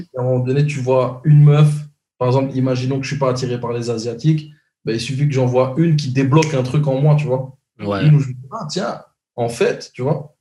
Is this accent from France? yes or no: no; Brussels, Brussels-Capital Region, Belgium; now in Montreal, Canada; moi, je suis de Bruxelles